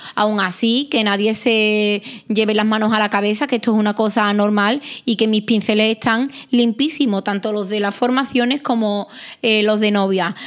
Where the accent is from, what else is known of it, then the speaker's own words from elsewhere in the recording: Arahal, Andalusia, Spain; mi pueblo, de Araal